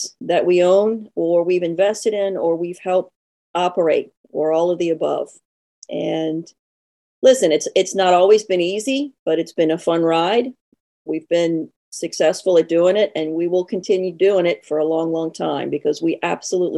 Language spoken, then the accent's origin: English; New Orleans, Louisiana, United States; accent: Southern; also born or lived in North Shore, Louisiana; I was born and raised in New Orleans, so I'm a Southern girl. Every now and then you'll pick that up in my accent